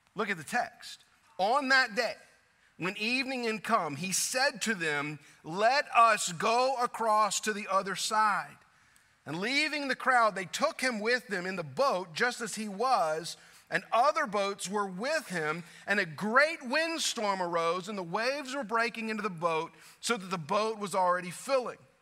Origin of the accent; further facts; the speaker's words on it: South Louisiana, United States; moved away as an adult; Growing up in South Louisiana, like I did